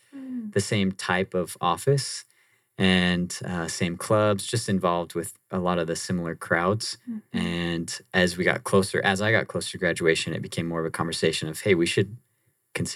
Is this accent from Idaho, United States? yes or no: yes; Blackfoot, Idaho, United States; moved away as an adult; now in Dallas, United States; born and raised there, southeastern Idaho.